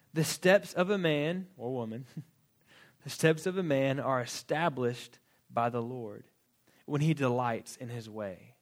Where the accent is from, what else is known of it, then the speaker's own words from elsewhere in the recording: Florida, United States; moved away as an adult; also born or lived in Fort Worth, Texas; I grew up in Florida, went to college in Florida